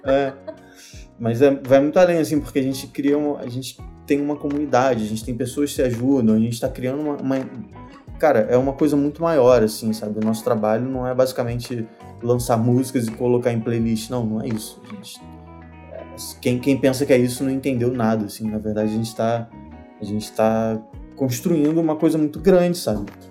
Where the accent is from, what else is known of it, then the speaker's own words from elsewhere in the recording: Rio de Janeiro, Brazil; eu sou do Rio